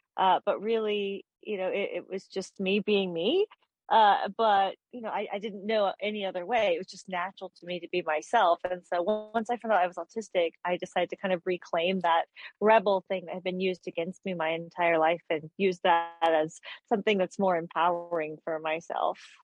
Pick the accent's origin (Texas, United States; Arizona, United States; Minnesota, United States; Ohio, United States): Texas, United States; I'm from Texas, so that's like in the minority